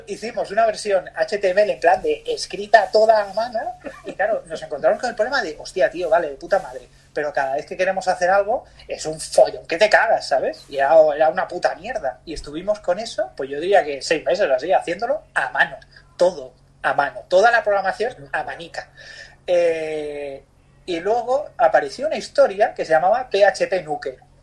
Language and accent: Spanish; Barcelona, Catalonia, Spain; also born or lived in Bali, Indonesia; soy de Barcelona. Eh, nací aquí, he vivido aquí.